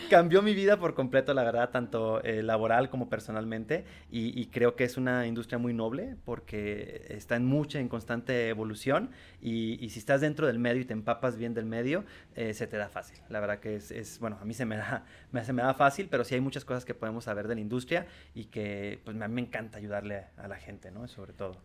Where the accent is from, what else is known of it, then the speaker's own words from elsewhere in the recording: Tijuana, Baja California, Mexico; Yo vengo de Tijuana.